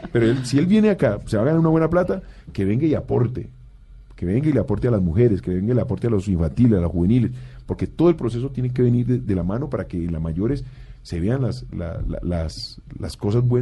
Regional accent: Cali, Valle del Cauca, Colombia; Es que yo soy de Cali, ¿eh?

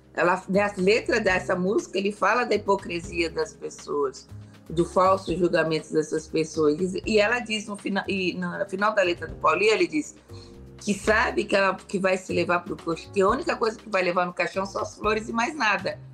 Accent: Brazil; sou brasileira

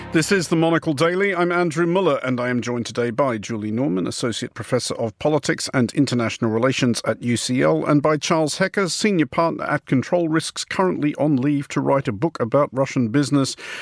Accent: Australia; now in United Kingdom; also an Australian citizen resident in the United Kingdom

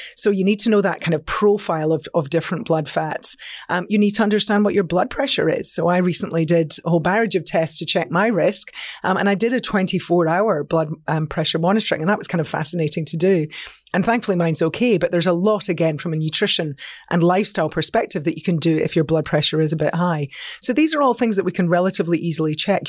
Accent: Scotland, United Kingdom; I'm a Scot

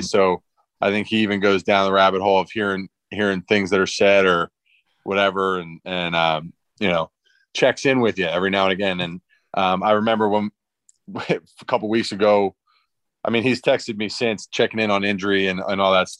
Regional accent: East Coast, United States; moved away; growing up on the East Coast

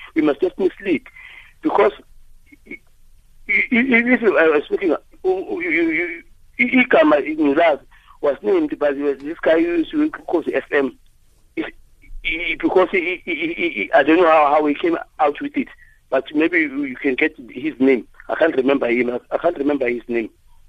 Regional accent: South Africa; I'm a South African because I speak isiZulu.

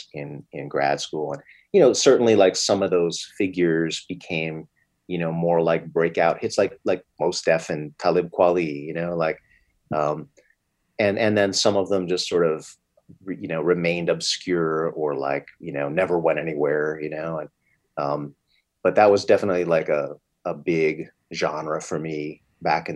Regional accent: East Coast, United States; moved away; I'm from the East Coast myself.

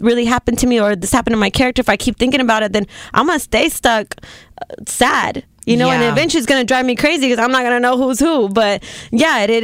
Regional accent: Houston, Texas, United States; moved away; I usually go back to Texas with my family in Houston, and I'm just like, all right, this is my family. I'm from Texas. I'm Mexican American.

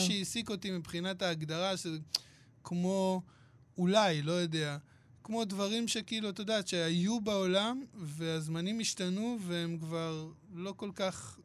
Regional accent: Hadera, Haifa District, Israel; אני גדלתי בחדרה

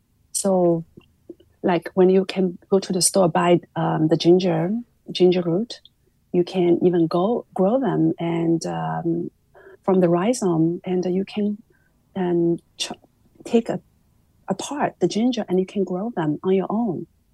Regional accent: Shanghai, China; Oh, yeah, I grew up in Shanghai in the 70s, and there was still an instilled sense of value towards the health and longevity.

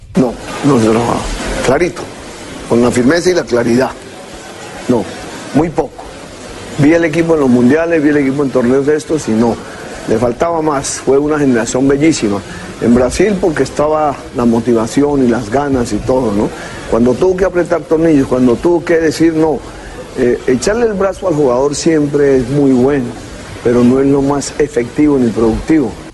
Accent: Colombia; como colombiano

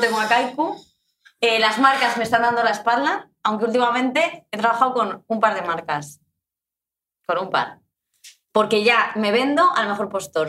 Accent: Madrid, Community of Madrid, Spain; Yo soy de Madrid 100%. Eh, o sea, no tengo otras raíces.

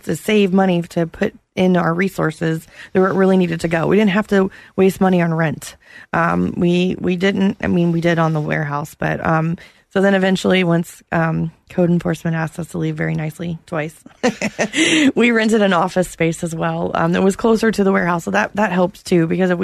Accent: Apopka, Florida, United States; I grew up in Schuyler Oaks, right in the heart of Apopka.

